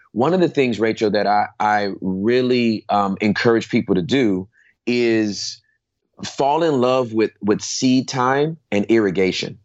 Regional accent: Inglewood, California, United States; I was born and raised in Southern California uh, in Inglewood

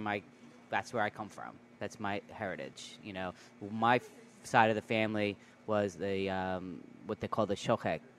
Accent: New York, United States; I grew up in New York, uh, the, uh, in in the Bronx, the Boogie Down

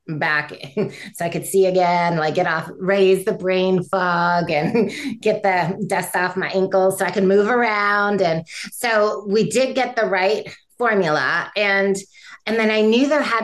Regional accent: Michigan, United States; I grew up in Michigan

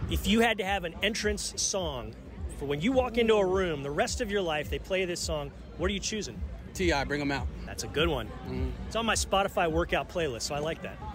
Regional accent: Philadelphia, Pennsylvania, United States; now in Houston, United States; I'm from Philadelphia, so you got a high standard.

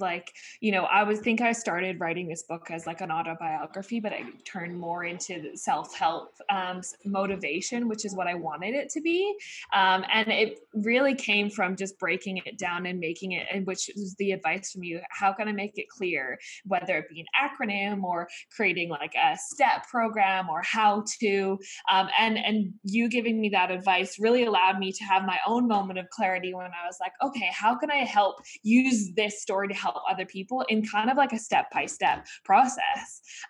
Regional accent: Australia; in my case, you know, being an Australian athlete was not for the money.

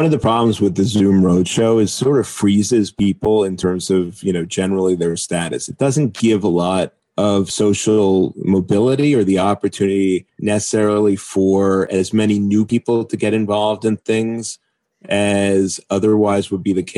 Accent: United States; as an American

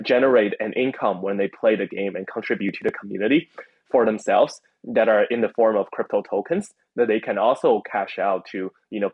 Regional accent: China; I grew up in China

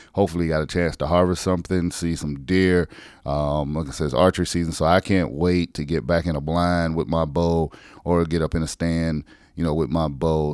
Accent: South Carolina, United States; moved away; my home state

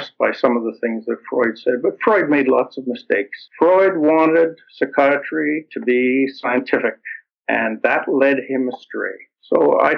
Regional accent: Toronto, Ontario, Canada; My parents were immigrants, and I grew up in Toronto, in Canada

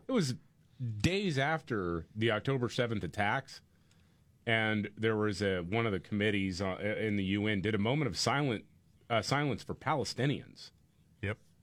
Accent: Houston, Texas, United States; my hometown of Houston

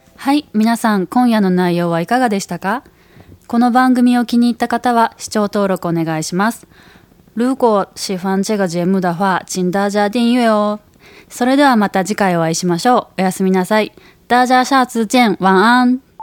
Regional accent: Osaka, Japan; moved away as an adult; now in Taiwan; 大阪から来た

